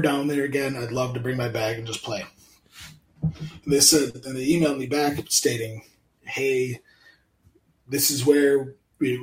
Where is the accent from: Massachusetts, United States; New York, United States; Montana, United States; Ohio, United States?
New York, United States; Central; being from Central New York